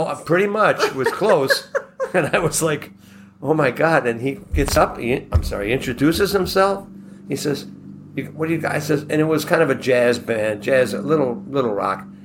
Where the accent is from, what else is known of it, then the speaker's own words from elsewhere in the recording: Buffalo, New York, United States; we're from Buffalo